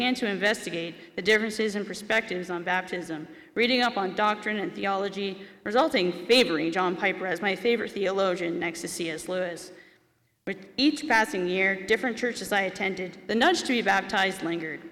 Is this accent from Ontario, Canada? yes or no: yes; Dundrell, Ontario, Canada; I grew up in Dundrell